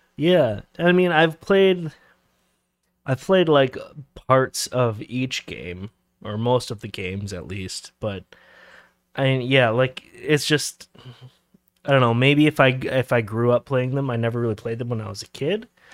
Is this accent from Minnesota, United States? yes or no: yes; Minnesota, United States; we're from Minnesota originally